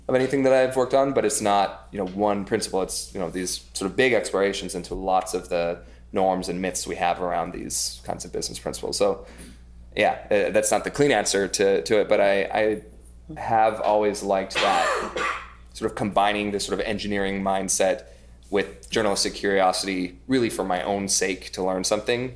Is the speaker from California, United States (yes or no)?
no; Idaho, United States; now in New York, United States; I grew up in Idaho